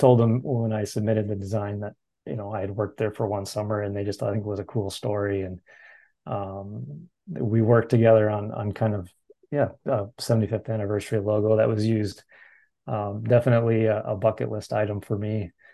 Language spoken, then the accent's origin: English; Minnesota, United States; growing up in Minnesota here